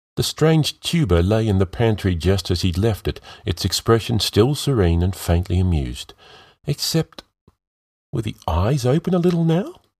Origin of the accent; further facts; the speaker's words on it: Melbourne, Victoria, Australia; my hometown of Melbourne